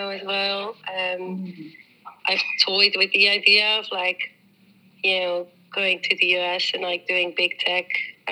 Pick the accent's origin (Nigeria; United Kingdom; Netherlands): Netherlands; also born or lived in New Zealand; now in Amsterdam, Netherlands; I was born in New Zealand but grew up in the Netherlands, so I am Dutch.